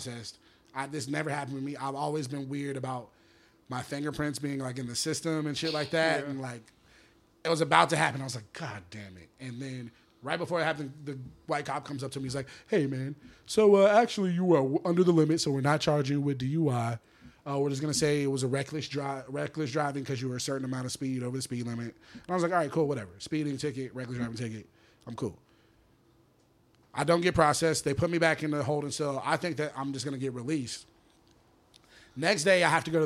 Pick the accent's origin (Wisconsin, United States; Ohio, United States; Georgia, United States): Georgia, United States; Atlanta; I'm from Atlanta, from my job in Atlanta